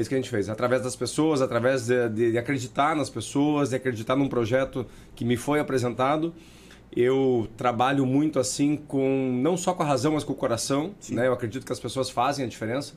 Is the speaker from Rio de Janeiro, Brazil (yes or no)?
no; Paranaguá, Paraná, Brazil; a gente é de Paranaguá